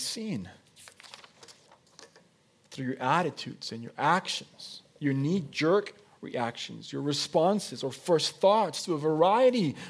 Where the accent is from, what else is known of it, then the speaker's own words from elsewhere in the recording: Mexico; first language Spanish; English is a second language; moved away as an adult; also born or lived in Oregon, United States; now in United States; I was born and I was raised in Mexico. I'm a Mexican citizen by birth. My first language is Spanish.